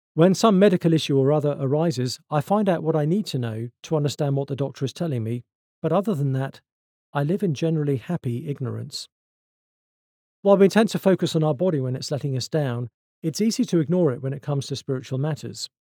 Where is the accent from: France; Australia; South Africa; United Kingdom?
United Kingdom; I'm British